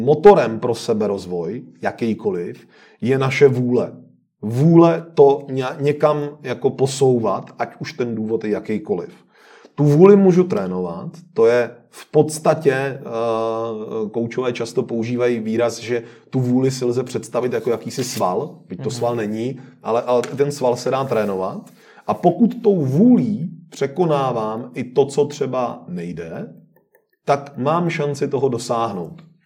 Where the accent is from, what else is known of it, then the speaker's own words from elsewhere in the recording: Czechia; u nás v Čechách